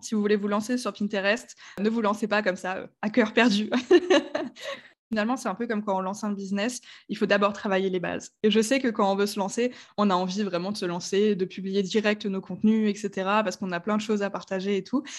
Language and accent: French; Strasbourg, Grand Est, France; j'ai 28 ans, je viens de Strasbourg, qui est une ville